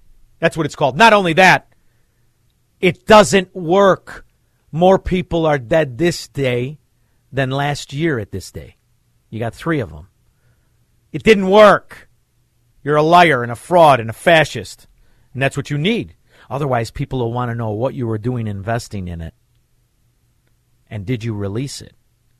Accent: Melrose Park, Illinois, United States; born or raised there

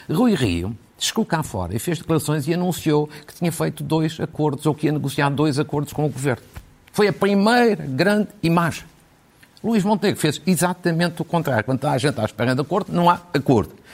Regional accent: Ukraine; Portuguese is a second language; eu estou ao lado da Ucrânia, digamos assim, nesta guerra, sou ucraniano, mas isto não me, não me retira isenção e independência.

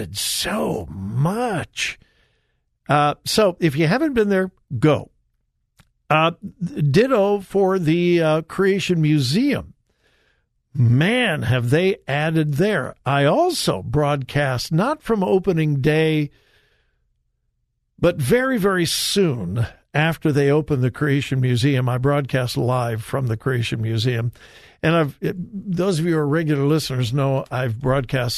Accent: Los Angeles, California, United States; growing up in Southern California, Hollywood

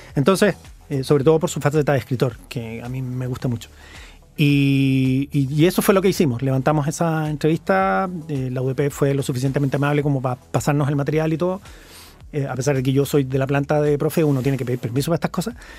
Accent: Santiago, Santiago Metropolitan Region, Chile; yo soy santiaguino.

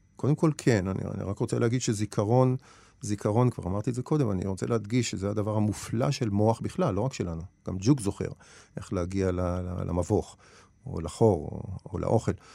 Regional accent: Nof Yam, Central District, Israel; also born or lived in Ein Karem, Jerusalem; אני גדלתי בנוף ים

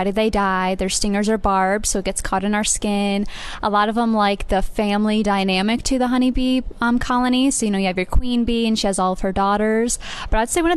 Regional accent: Iowa, United States; I'm from the state of Iowa

